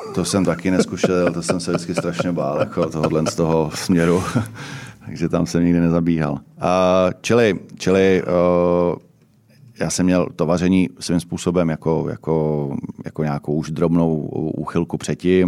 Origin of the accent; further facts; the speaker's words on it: Ústí nad Labem, Ústí nad Labem Region, Czechia; já jsem asi nejstarší ústečák